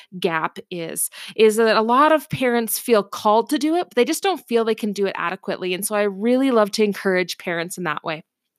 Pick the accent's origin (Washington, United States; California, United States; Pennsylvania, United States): Washington, United States; Seattle; my educational history is I grew up in the Seattle, Washington area.